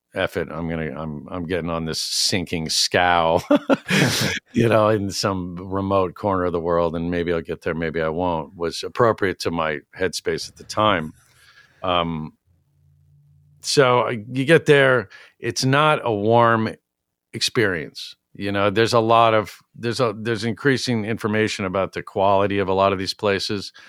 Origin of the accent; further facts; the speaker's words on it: New York City, New York, United States; now in Egremont, United States; I grew up in New York City